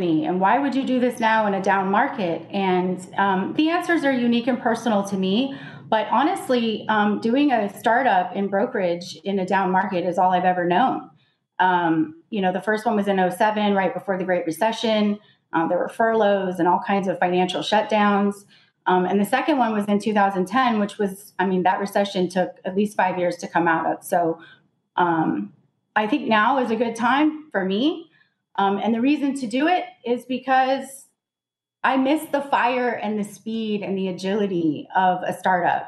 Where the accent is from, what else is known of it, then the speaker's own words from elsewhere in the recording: Reno, Nevada, United States; I started out in logistics about 16 years ago in my hometown, which is Reno, Nevada.